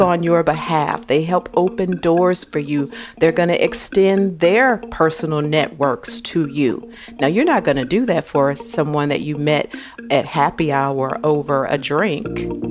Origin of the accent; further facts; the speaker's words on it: St. Louis, Missouri, United States; I was born in Saint Louis, Missouri